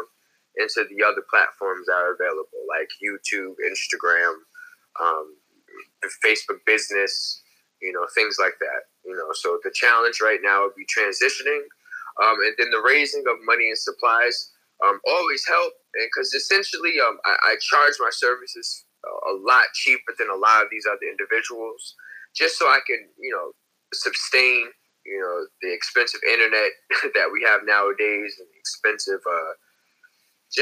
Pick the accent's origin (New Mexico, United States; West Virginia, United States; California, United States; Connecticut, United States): Connecticut, United States; New Haven; I'm from New Haven, Connecticut.